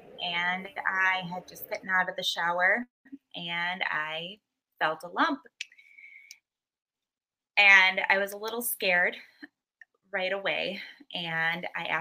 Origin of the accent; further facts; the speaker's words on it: Muskego, Wisconsin, United States; I am from Muskego, Wisconsin